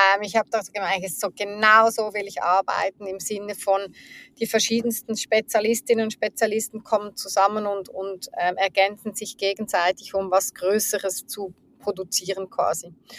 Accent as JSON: {"language": "German", "region": "Zurich", "country": "Switzerland", "tie": "born or raised there", "said": "ich bin in der Schweiz, in, in Zürich aufgewachsen, ähm, in der Nähe, äh, teils in der Nähe von Zürich"}